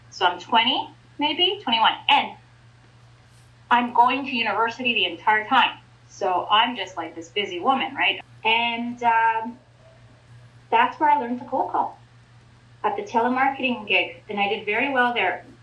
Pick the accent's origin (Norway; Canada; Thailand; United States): Canada; Ontario; I was raised in Ontario